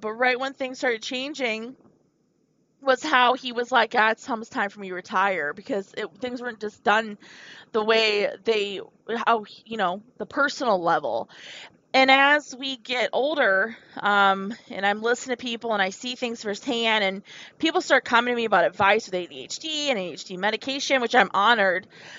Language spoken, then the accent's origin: English; Wisconsin, United States; If you guys don't know me, I came from Wisconsin. It's where my ancestors are from. That's where my family's from.